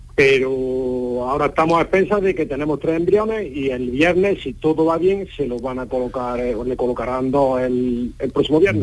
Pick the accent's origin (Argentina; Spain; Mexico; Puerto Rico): Spain; northern Córdoba province, Los Pedroches, Andalusia; yo soy de Córdoba, pero de una zona rural. Yo soy del norte de la provincia